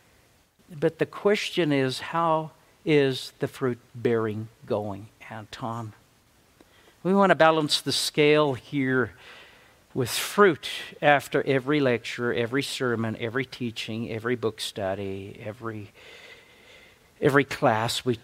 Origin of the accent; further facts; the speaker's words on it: South Africa; moved away; I'm from South Africa. I make up English as I go along